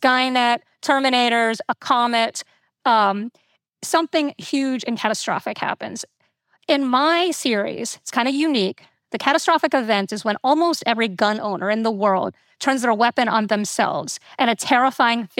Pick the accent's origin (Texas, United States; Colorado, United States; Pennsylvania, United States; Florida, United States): Florida, United States; I, you know, grew up in Florida. I grew up near Kennedy Space Center